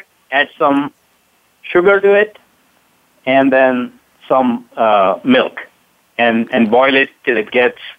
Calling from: Atlanta, Georgia, United States; I'm calling from Atlanta, Georgia, from my home.

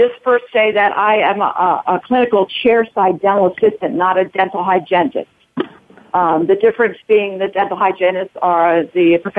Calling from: Bethlehem, Pennsylvania, United States; From Bethlehem, Pennsylvania.

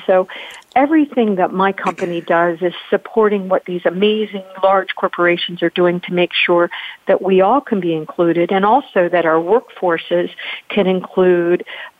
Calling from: Virginia, United States; Well, I am joining from Virginia. So I'm pretty close to you, North Carolina

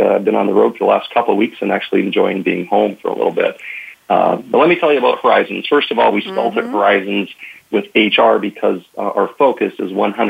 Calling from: Minneapolis, Minnesota, United States; I'm actually calling from Minneapolis, Minnesota.

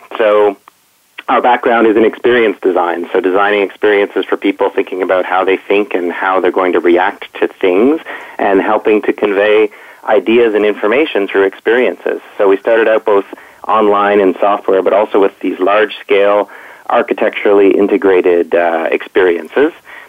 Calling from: Toronto, Ontario, Canada; I'm calling from Toronto.

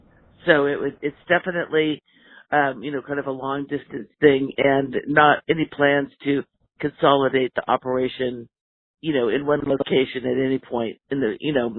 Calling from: Oregon, United States; I'm calling in from Oregon.

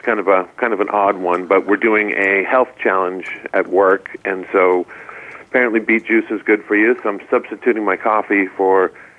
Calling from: San Francisco, California, United States; so I'm actually right across the bridge from Ted, so I'm in San Francisco today

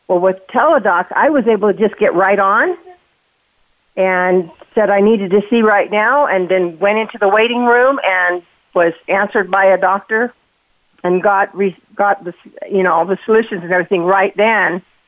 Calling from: Utah, United States; I'm calling from Utah.

